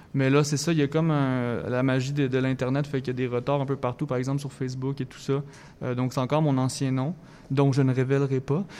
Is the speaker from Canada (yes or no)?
yes; Thetford Mines, Quebec, Canada; moved away as an adult; now in Montreal, Canada; je viens de Thetford Mines, une petite ville euh, anciennement minière euh, dans Chaudière-Appalaches